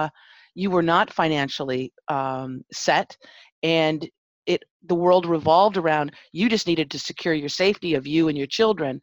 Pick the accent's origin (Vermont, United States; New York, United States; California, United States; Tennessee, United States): California, United States; Los Angeles; I grew up in Pacoima, Arleta